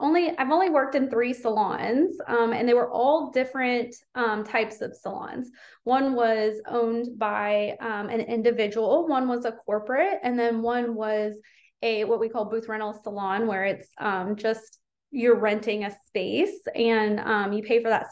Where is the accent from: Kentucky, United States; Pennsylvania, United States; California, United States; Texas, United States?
Kentucky, United States; Louisville; I'm from Louisville, Kentucky in the US, and I am a salon owner